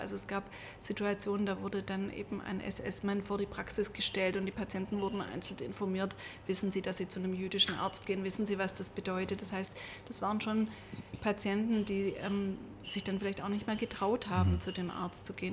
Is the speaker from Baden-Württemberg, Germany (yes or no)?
yes; Stuttgart, Baden-Württemberg, Germany; ich bin ja in Stuttgart geboren